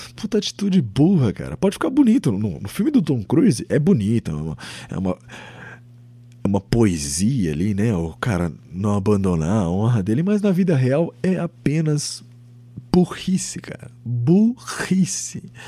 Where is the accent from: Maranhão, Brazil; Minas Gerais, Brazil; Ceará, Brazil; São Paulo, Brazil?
São Paulo, Brazil; Eu sou do estado de São Paulo. Eu nasci aqui.